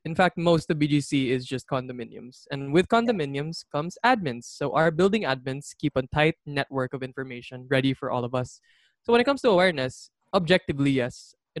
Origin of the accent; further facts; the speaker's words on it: Bonifacio Global City, Metro Manila, Philippines; I'm a shout out my hometown. Anyone who lives in Bonifacio Global City. Probably the most urbanized.